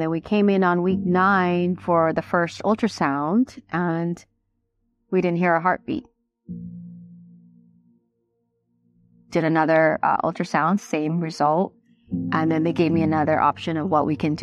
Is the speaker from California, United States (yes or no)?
yes; Long Beach, California, United States; also born or lived in Philippines; I grew up in the Philippines, and my family immigrated here to the U.S. when I was 8. I grew up in Long Beach.